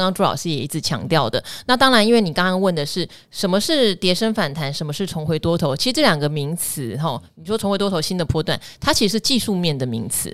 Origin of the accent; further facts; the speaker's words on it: Pingtung County, Taiwan; 我从小在屏东长大，念到屏东女中毕业